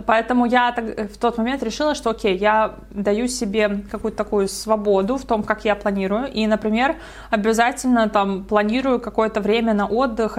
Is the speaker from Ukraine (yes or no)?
no; Estonia; moved away; Я сама из Эстонии